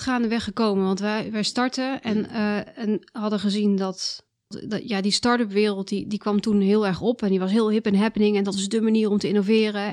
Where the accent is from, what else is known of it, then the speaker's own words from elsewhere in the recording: South Limburg, Netherlands; moved away as an adult; also born or lived in Twente / Delft; now in Amersfoort, Netherlands; Ik heb gepubert in Zuid-Limburg